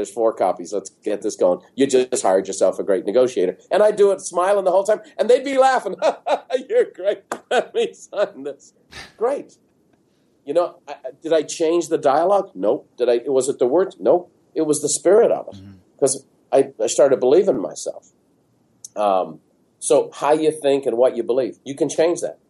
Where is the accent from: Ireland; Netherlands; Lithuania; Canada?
Ireland; Dublin, Leinster; moved away as an adult; now in San Diego, United States; growing up in Ireland